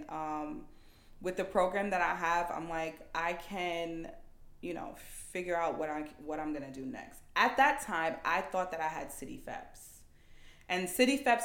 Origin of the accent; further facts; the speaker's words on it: New York City, New York, United States; I'm like from Queens. That's where everyone that I know lives.